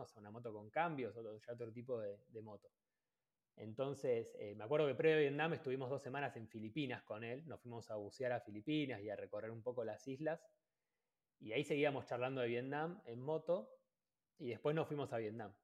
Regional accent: Ushuaia, Tierra del Fuego, Argentina; moved away as an adult; yo soy de Ushuaia

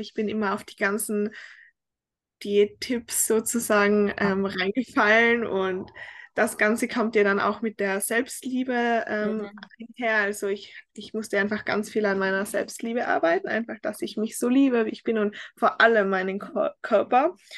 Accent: Tyrol, Austria; accent: Tyrolean dialect; moved away as an adult; now in United States; ich komme ursprünglich aus Österreich, also aus Tirol. Ich habe eigentlich einen sehr starken Dialekt

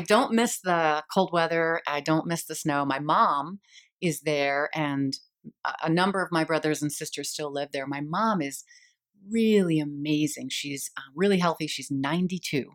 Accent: Eden Prairie, Minnesota, United States; moved away as an adult; also born or lived in Boston / Scottsdale; now in Phoenix, United States; growing up in Eden Prairie, um, I'm the youngest of six kids

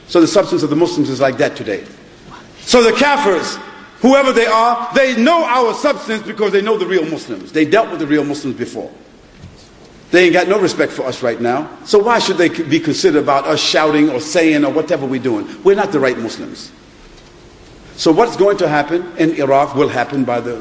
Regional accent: New York, United States; now in United Kingdom; I was born in Harlem, New York. So I know what drugs and prostitution is.

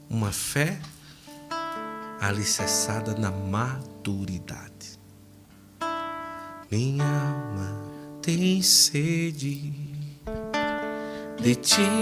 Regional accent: Curitiba, Paraná, Brazil; Sou de Curitiba.

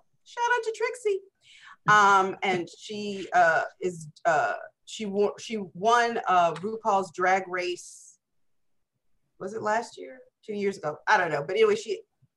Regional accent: the South, United States; growing up in the South

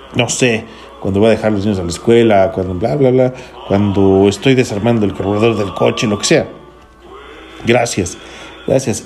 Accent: Federal District, Mexico City, Mexico; este comentario viene desde el Distrito Federal, saludo para mi tierra

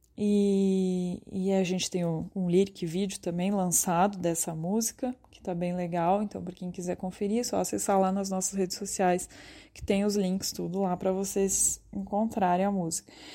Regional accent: Ribeirão Preto, São Paulo, Brazil; eu e o João, a gente é de Ribeirão Preto, no interior de São Paulo

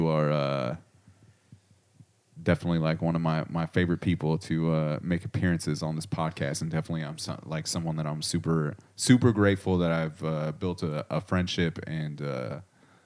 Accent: Corona, California, United States; moved away as an adult; also born or lived in Panorama City, Los Angeles; I grew up in Southern California

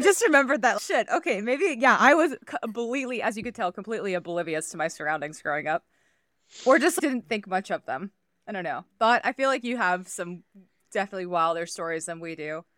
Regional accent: Iowa, United States; I grew up in Iowa

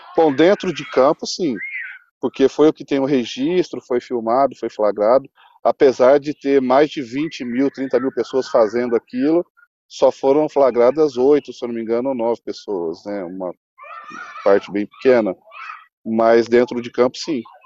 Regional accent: Brazil

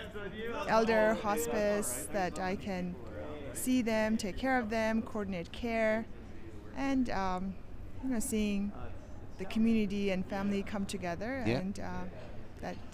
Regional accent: India; now in United States; I am a Tibetan. I was born in India.

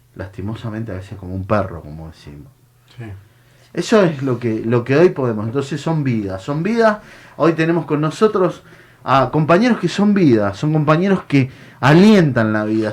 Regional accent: Mendoza, Argentina; moved away as an adult; also born or lived in Buenos Aires; yo soy un, hombre del interior, vengo de Mendoza

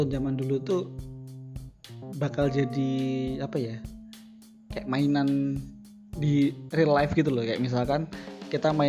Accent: Semanggi, Indonesia; jadi kalau di di kampungku di Semanggi itu ada satu nama toko namanya toko maju

